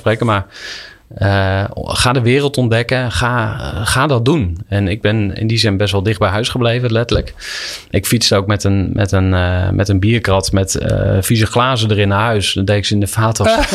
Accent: Kampen, Overijssel, Netherlands; moved away as an adult; Ik ben opgegroeid in Kampen te eh, zeer christelijke kampen.

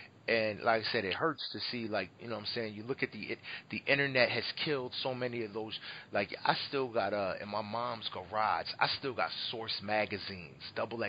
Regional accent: Philadelphia, Pennsylvania, United States; I'm from the Phil

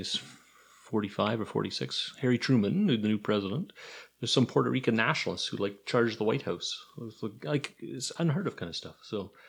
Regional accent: Canada; also born or lived in United States / United Kingdom

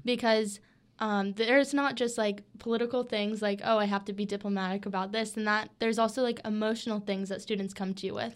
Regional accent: Switzerland, Florida, United States; my hometown is Switzerland, Florida. It's a little small town.

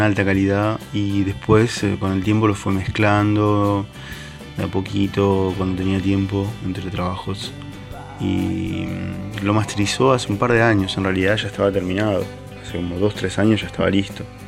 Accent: Argentina; moved away as an adult; also born or lived in Marseille, France; now in France; desde que me fui de Argentina y dejé de tocar en Los Álamos

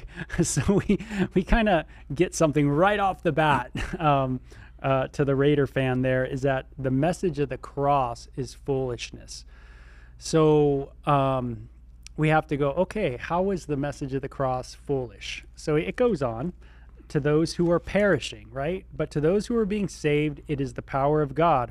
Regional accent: Southern California, United States; I was from Southern California

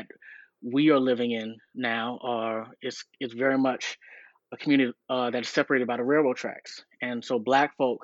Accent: South Carolina, United States; moved away as an adult; also born or lived in Los Angeles, California; now in Athens, United States; I'm from South Carolina originally.

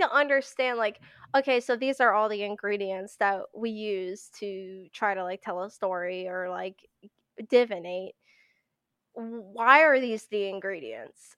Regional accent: Pennsylvania, United States; I live in Pennsylvania, uh, born and raised in Pennsylvania

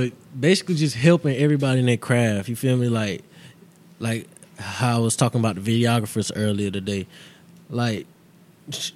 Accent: Augusta, Georgia, United States; also born or lived in San Antonio, Texas; My pops, he was in the military for a couple of years, so in that process, that's when we had moved to Georgia

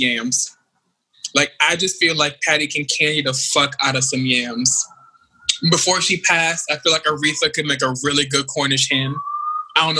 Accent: Jamaica; I'm Jamaican

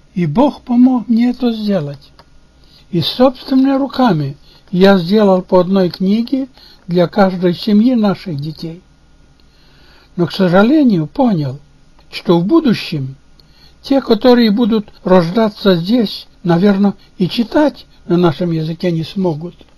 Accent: Kamenka, Chernivtsi Oblast, Ukraine; Russian is a second language; moved away as an adult; now in Portland, United States; Я уроженец и прожил 60 лет в селе Каменка Черновицкой области на Украине

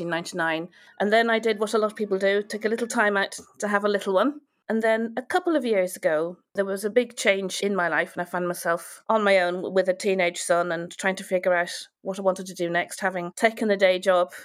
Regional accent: Ireland; moved away as an adult; also born or lived in Wales; now in United Kingdom; I was born in Wales to parents of Irish descent. So we moved to Ireland when I was three. And I was lucky enough to go to the Royal Irish Academy of Music and to Trinity College. I moved back to the UK in about 1998-99.

